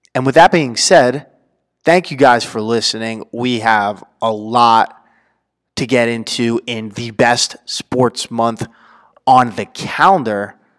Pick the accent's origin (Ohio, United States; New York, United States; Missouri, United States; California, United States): New York, United States; I'm from New York